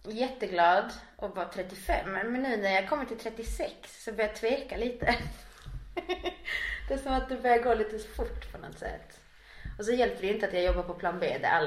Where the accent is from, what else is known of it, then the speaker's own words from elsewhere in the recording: Chile; now in Kramfors, Sweden; Ja, de hade alla flyktingförläggningar där uppe. Så vi kom i stort sett från Sydpolen till Nordpolen.